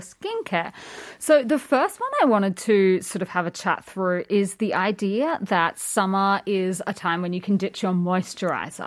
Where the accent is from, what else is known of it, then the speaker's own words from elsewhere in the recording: Australia; being Australian